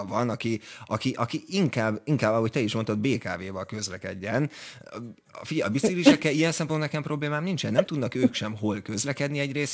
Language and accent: Hungarian; Hungary; magyar vagyok